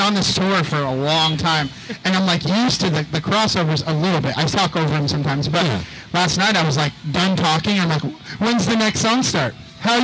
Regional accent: Sacramento, California, United States; I'm from Sacramento, California

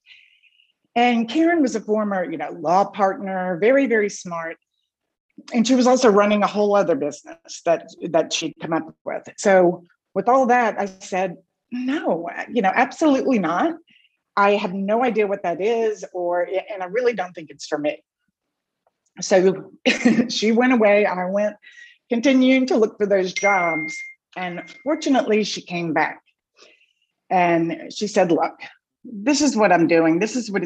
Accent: New Orleans, Louisiana, United States; moved away as an adult; also born or lived in Los Angeles / Lafayette, Louisiana; I was born and raised in New Orleans

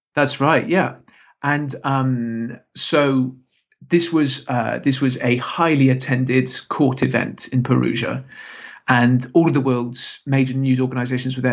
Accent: Salisbury, South West England, United Kingdom; moved away; it's actually my, my hometown

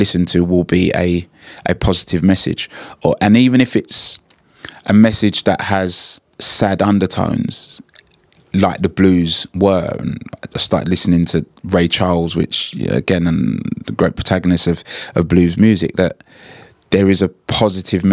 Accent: London, United Kingdom; as a kid growing up in Hackney

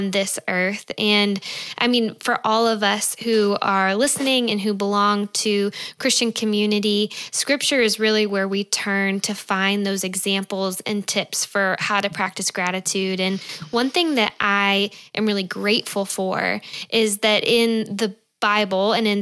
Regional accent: Georgia, United States; moved away as an adult; also born or lived in California; we are from Georgia. My husband Scott and I both are

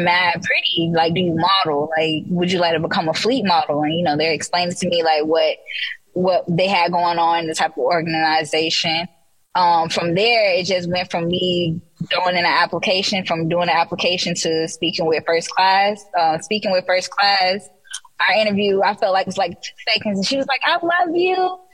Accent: Orlando, Florida, United States; I'm from the Orlando, Florida location

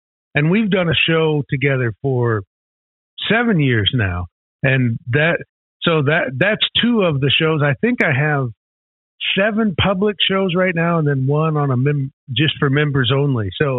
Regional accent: Midwest, United States; I'm from the Midwest as you are

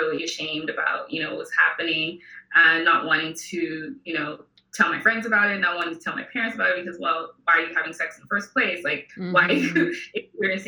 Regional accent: Nigeria; moved away as an adult; also born or lived in Houston, United States; now in Los Angeles, United States; I am an immigrant. So I'm originally from Nigeria. I moved to the US in 2010 for college.

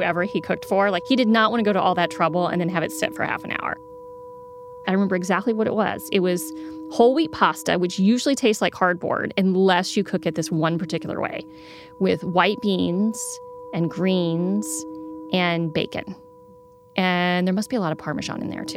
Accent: South Texas, United States; moved away as an adult; also born or lived in Moscow, Russia / Kyiv, Ukraine; I'm originally from South Texas

